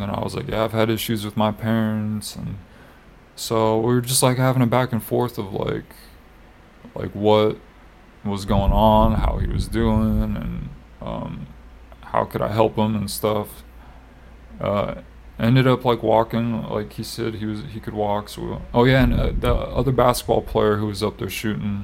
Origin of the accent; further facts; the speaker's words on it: Iowa, United States; moved away; I was from Iowa